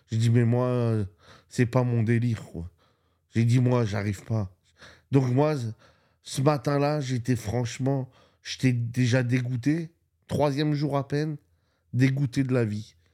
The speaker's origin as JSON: {"language": "French", "country": "Spain", "said": "moi, je viens d'Espagne. Hein il neige pas en Espagne, où j'habite, il neige pas."}